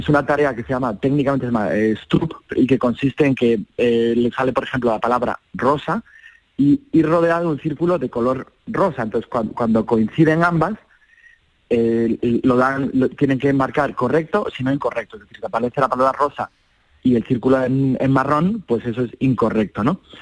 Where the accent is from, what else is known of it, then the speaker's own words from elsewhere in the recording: Seville, Andalusia, Spain; un sevillano, que soy yo